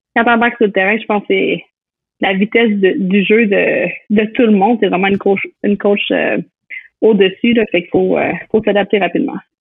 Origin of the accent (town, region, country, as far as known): L'Ancienne-Lorette, Quebec, Canada; moved away as an adult; now in United States